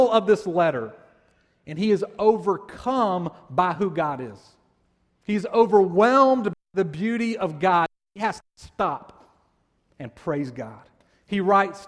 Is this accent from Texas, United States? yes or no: no; Columbus, Georgia, United States; I grew up in Columbus, Georgia